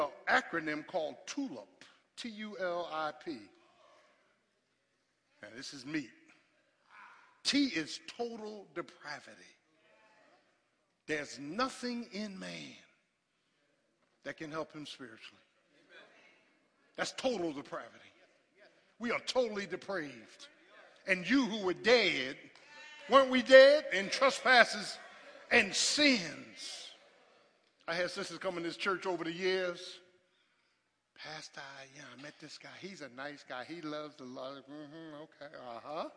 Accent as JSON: {"language": "English", "town": "Philadelphia", "region": "Pennsylvania", "country": "United States", "tie": "born or raised there", "said": "I grew up in South Philly with boys on the corner"}